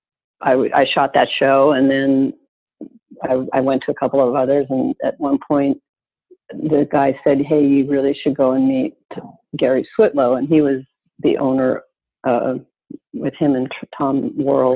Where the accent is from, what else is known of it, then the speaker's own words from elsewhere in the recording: Calgary, Alberta, Canada; moved away as an adult; also born or lived in Toronto; now in New York, United States; I left Toronto and I stopped in my hometown of Calgary